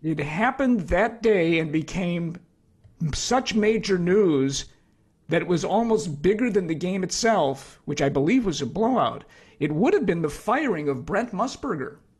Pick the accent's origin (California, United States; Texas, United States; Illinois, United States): Illinois, United States; Chicago; I was born at Mount Sinai on the south side